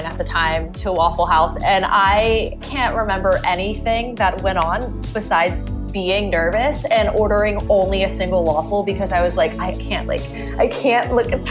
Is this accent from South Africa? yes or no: no; Winder, Georgia, United States; I am not from Atlanta, but a city an hour outside called Winder, Georgia